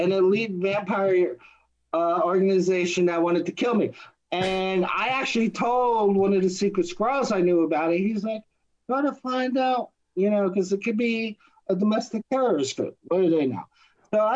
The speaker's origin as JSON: {"language": "English", "region": "New Jersey", "country": "United States", "also_born_or_lived": "Minnesota / Nashville", "moved": "yes", "said": "I'm from Jersey."}